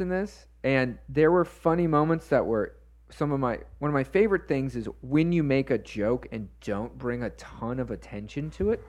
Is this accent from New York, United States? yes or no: no; Florida, United States; growing up in Florida